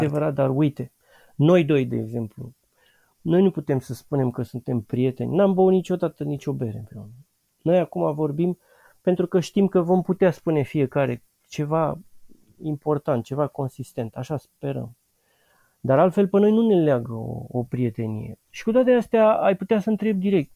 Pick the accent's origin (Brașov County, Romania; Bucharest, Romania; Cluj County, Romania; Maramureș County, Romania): Bucharest, Romania; În București, sunt bucureștean